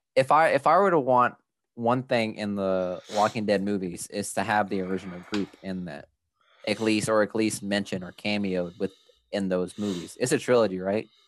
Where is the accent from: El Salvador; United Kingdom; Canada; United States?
El Salvador; we come from El Salvador